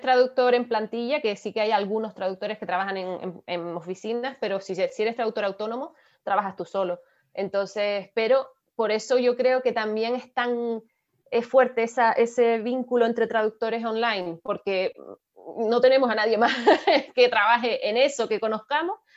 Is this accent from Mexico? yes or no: no; Canary Islands, Spain; nosotros que somos canarios